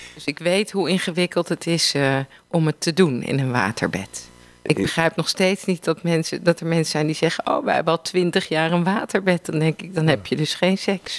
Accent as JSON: {"language": "Dutch", "town": "Amsterdam", "region": "North Holland", "country": "Netherlands", "said": "Ik kom ook uit Amsterdam"}